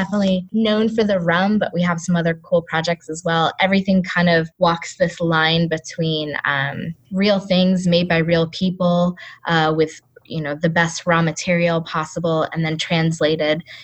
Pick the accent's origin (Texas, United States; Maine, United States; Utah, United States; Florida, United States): Maine, United States; also born or lived in Seattle; now in Cape Town, South Africa; I grew up in Maine